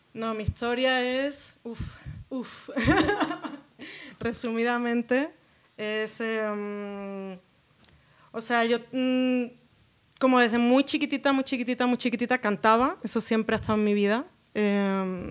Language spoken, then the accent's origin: Spanish; Jerez de la Frontera, Andalusia, Spain; moved away as an adult; also born or lived in Las Palmas de Gran Canaria / Seville / Málaga / England; now in Mexico; pero como con cinco años me fui a Jerez de la Frontera eh, trasladaron a mi papá a vivir allá y, em, pues de los 5 como hasta los 19 vivía en Jerez de la Frontera, Cádiz, que es en Andalucía